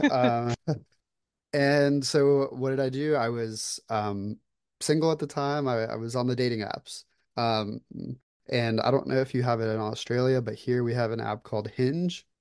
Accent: Florida, United States; moved away as an adult; now in Atlanta, United States; I was born and raised in Florida

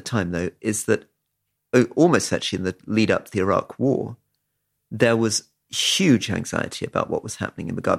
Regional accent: London, United Kingdom; when I was growing up in London

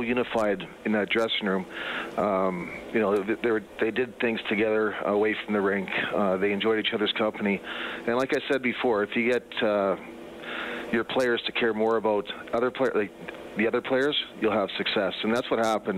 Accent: Prince Albert, Saskatchewan, Canada; moved away as an adult; also born or lived in Muskegon, Michigan; now in Grand Rapids, United States; I was born in Prince Albert, Saskatchewan. That's always going to be my home.

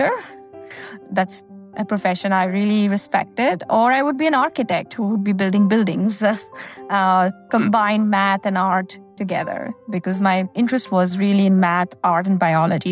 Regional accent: India; moved away as an adult; now in United States; I grew up in India and I did my undergrad in India

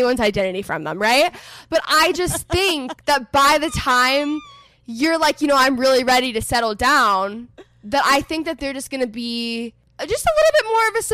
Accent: Texas, United States; moved away as an adult; also born or lived in Los Angeles; I'm from Texas originally. I'm currently living in Texas. I was in LA for the past 4.5 years.

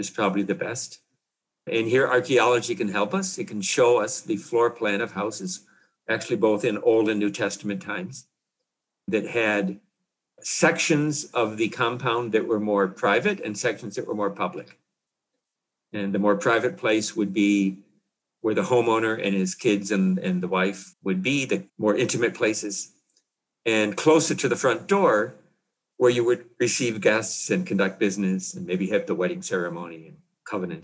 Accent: Illinois, United States; close to where I grew up in Illinois

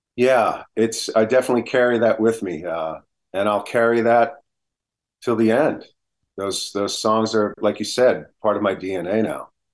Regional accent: New Jersey, United States; I'm from New Jersey, so I know the, the Northeast spirit that comes about

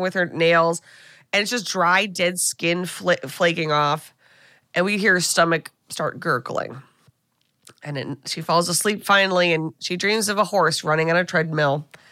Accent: United States; as an American

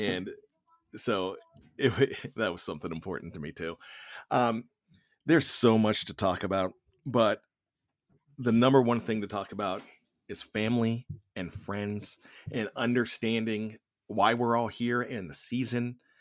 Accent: Johnstown, Pennsylvania, United States; I grew up in Johnstown, P

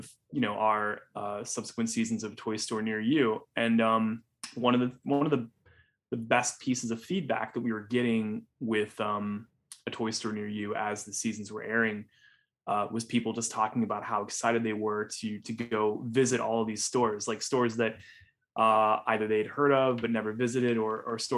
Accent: Northwest Indiana, United States; I grew up in Northwest Indiana

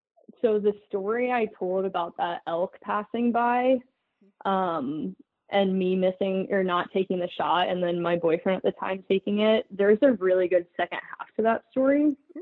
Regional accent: Minnesota, United States; well, I grew up in Minnesota and I actually have never field quartered an animal.

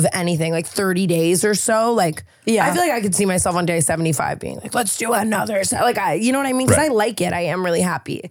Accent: Las Vegas, Nevada, United States; now in California, United States; I'm from Vegas

